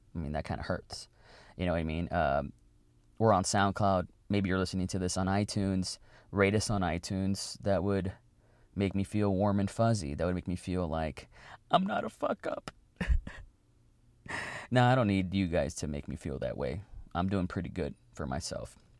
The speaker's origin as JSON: {"language": "English", "town": "Weslaco", "region": "Texas", "country": "United States", "tie": "born or raised there", "said": "my hometown"}